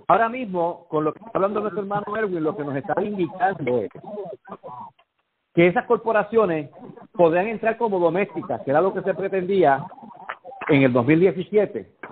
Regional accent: Puerto Rico

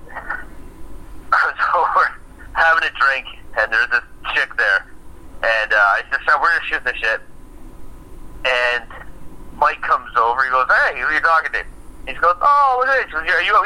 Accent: Canada

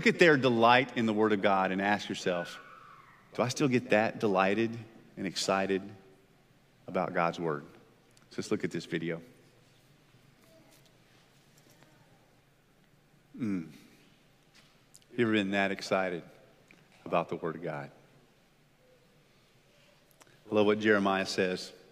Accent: United States; as Americans, I believe, as American Christians

